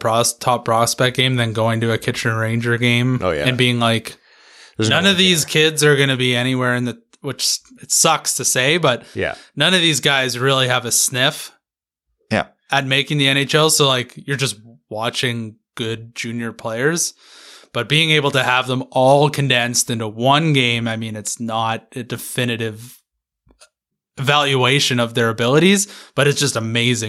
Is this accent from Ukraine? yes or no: no; England, United Kingdom; I'm English.